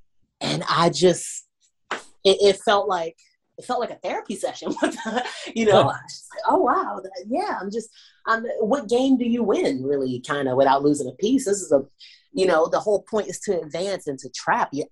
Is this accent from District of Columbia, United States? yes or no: yes; Washington, District of Columbia, United States; I grew up in Southeast DC, Anacostia.